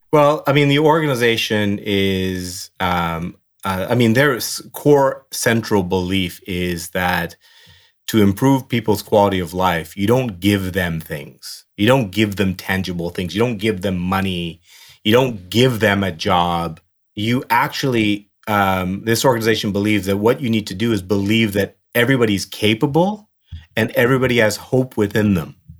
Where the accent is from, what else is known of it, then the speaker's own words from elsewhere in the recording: Burnaby, British Columbia, Canada; also born or lived in Dar es Salaam, Tanzania; I, you know, grew up in the West Coast of Canada and in Burnaby and had a great childhood